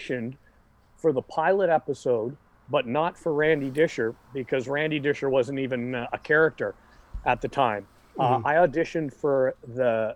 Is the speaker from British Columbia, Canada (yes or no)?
yes; Vancouver, British Columbia, Canada; here in my hometown of Vancouver